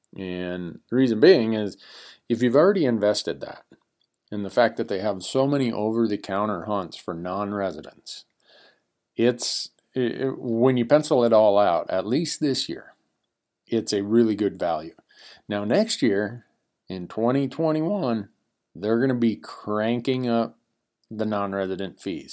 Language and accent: English; Montana, United States; my home state of Montana